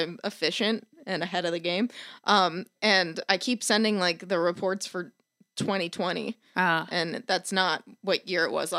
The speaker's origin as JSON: {"language": "English", "region": "East Coast", "country": "United States", "said": "I'm from the East Coast."}